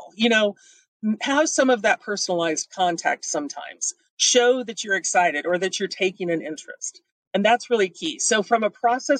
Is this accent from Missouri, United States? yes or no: yes; Missouri, United States; I'm from Missouri. We're the show me state.